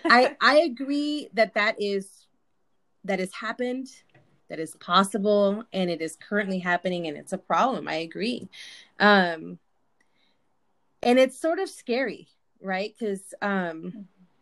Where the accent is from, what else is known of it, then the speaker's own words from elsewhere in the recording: Imperial Valley, California, United States; also born or lived in Mexicali, Mexico; We're from a small town in the Imperial Valley, California. And I was born in Mexicali, raised in the valley.